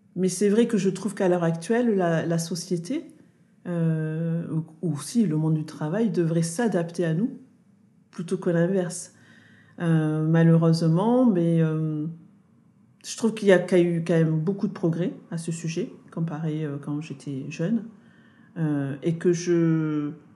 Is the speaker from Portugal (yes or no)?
no; Toulouse, Occitania, France; je suis née à Toulouse